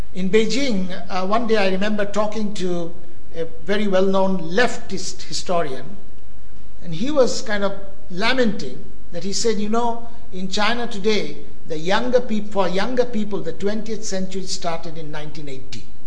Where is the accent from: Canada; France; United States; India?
India; moved away; When I grew up in India